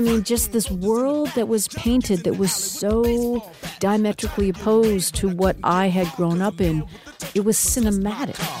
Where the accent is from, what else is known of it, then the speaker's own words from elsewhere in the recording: Vancouver, British Columbia, Canada; I'm a Korean Canadian woman. I'm a French lit major. I'm from Vancouver